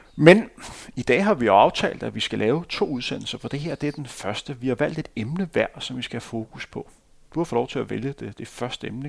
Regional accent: Denmark; som dansker

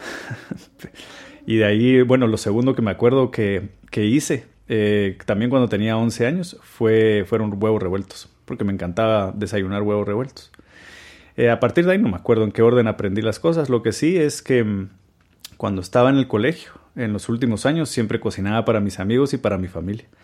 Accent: Guatemala; Tengo 36 años, soy de Guatemala y soy cocinero.

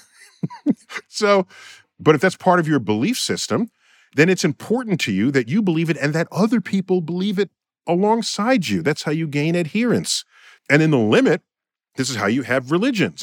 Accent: New York City, New York, United States; In my hometown, New York City

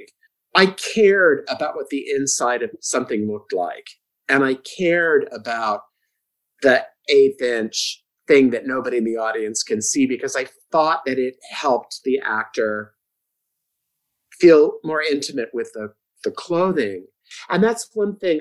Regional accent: San Diego, California, United States; I'm from San Diego, and I decided when I got out of high school that I was going to be a teacher

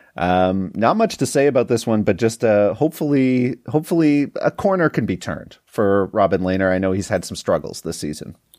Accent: Canada; north of the border to my home country

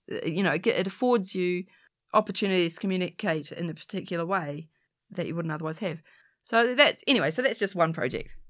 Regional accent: New Zealand; it's in Auckland, Aotearoa, New Zealand, I'm a Kiwi, I'm a Pakeha, this is my, this is my home

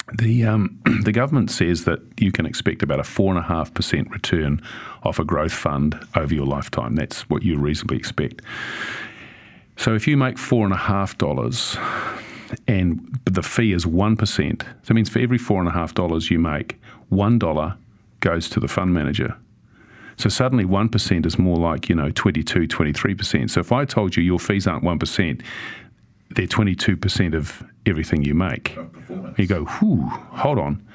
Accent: Auckland, New Zealand; growing up in Sunnyvale

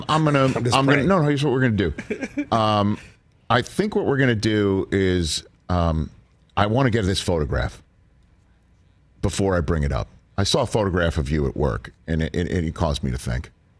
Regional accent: New York City, New York, United States; I'm from New York City. I'm born and raised in New York City

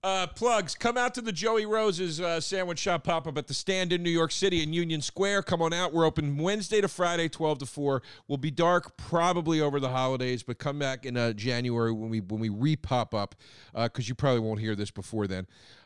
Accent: Scotland, United Kingdom; I'm from Scotland, and I haven't actually tried any of these

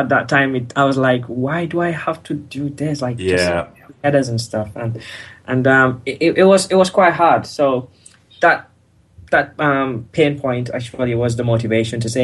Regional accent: Gambia; moved away as an adult; now in United Kingdom; because I'm not natively from the UK. I'm from the Gambia.

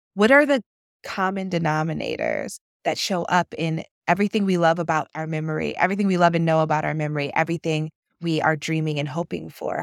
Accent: Akron, Ohio, United States; my hometown of Akron, Ohio, up in Northeast Ohio

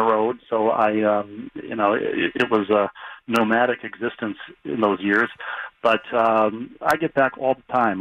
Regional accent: Bloomington, Minnesota, United States; moved away; I grew up in Bloomington

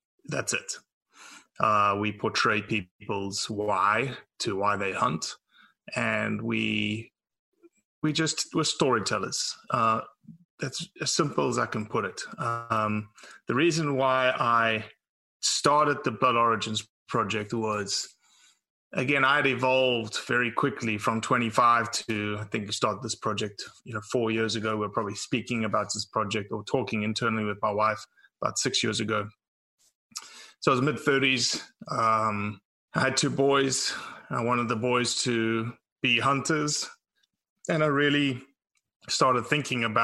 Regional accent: South Africa; now in Mississippi, United States; born and raised in South Africa

